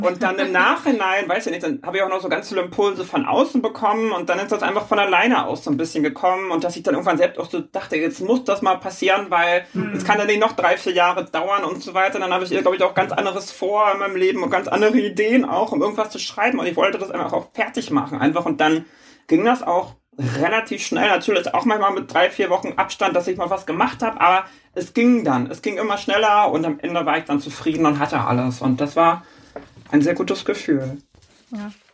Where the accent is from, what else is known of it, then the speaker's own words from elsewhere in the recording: Schleswig-Holstein, Germany; moved away as an adult; now in Hamburg, Germany; ich bin gebürtige Hamburgerin, bin allerdings nach, als kleines Kind nach Schleswig-Holstein gezogen und bin da groß geworden